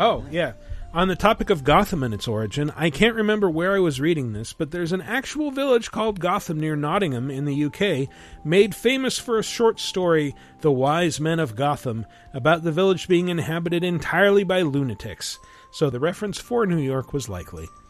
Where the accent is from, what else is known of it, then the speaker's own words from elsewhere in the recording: Toronto, Ontario, Canada; I'm from Toronto